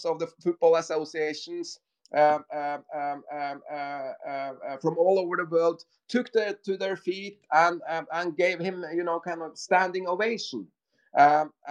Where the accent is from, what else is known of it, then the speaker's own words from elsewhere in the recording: Norway; we are from Norway